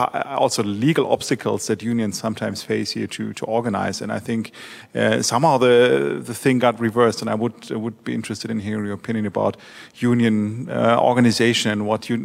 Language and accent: English; Germany; now in United States; So I am from Germany, so I know the system of co-determination there